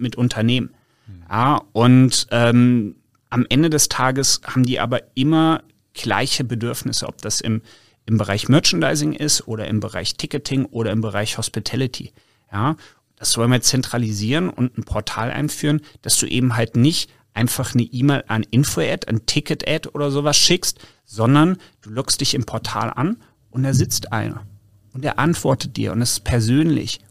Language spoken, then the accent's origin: German; North Hesse, Germany; now in Cologne, Germany; ich bin gebürtiger Nordhesse